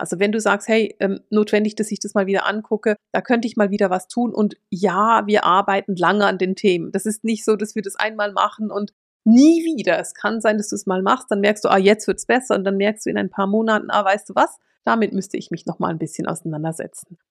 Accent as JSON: {"language": "German", "country": "Switzerland", "said": "Ich bin Schweizerin."}